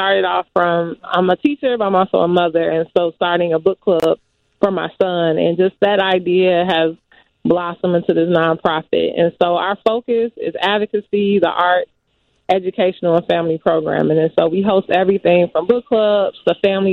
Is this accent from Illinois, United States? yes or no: yes; Chicago, Illinois, United States; I grew up in the Gresham neighborhood